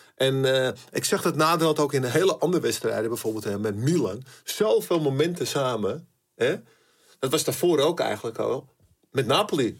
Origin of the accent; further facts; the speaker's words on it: Amsterdam, North Holland, Netherlands; ik kwam er natuurlijk uit Amsterdam